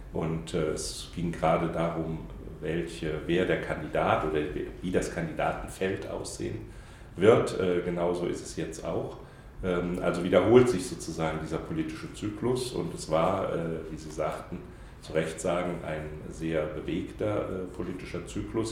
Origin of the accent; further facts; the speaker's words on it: Saarbrücken, Saarland, Germany; Ich bin Saarländer, komme also in, äh, aus Saarbrücken, äh, der Hauptstadt des Saarlandes